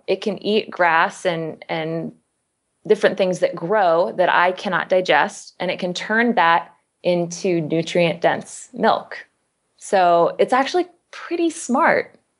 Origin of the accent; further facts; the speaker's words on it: Kansas, United States; I'm from Kansas, so I know a factory farm. Mm. I mean, that is the type of meat I was raised on.